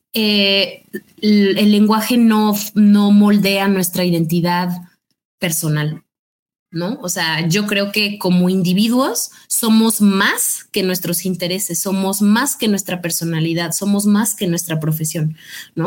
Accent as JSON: {"language": "Spanish", "country": "Mexico", "said": "como mexicano"}